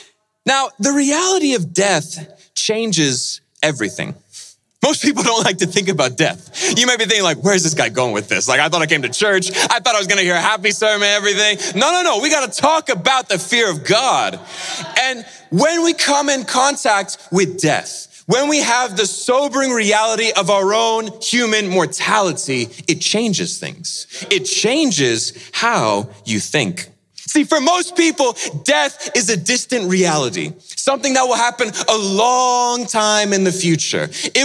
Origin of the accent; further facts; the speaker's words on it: Indonesia; See, I grew up in Indonesia, and after I finished university, I went back there to Indonesia, and Indonesia is a beautiful country, wonderful islands and beaches